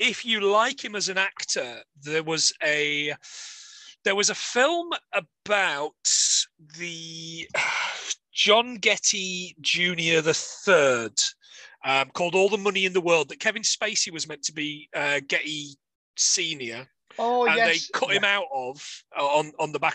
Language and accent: English; Nottingham, East Midlands, United Kingdom; I'm from Nottingham